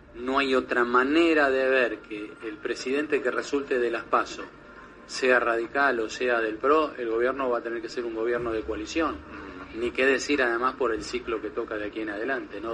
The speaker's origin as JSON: {"language": "Spanish", "country": "Argentina", "said": "soy argentino"}